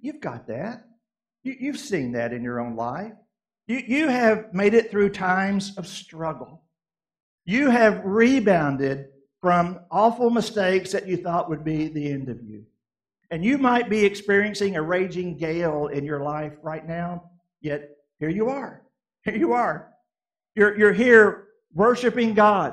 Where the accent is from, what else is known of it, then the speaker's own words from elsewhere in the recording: Kentucky, United States; also born or lived in Southeast United States; I grew up in Kentucky and lived in the Southeast a big part of my life.